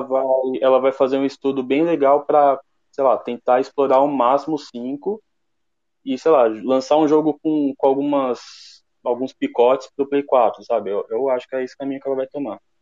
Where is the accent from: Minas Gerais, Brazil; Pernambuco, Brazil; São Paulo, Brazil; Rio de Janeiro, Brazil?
São Paulo, Brazil; eu sou da Zona Leste de São Paulo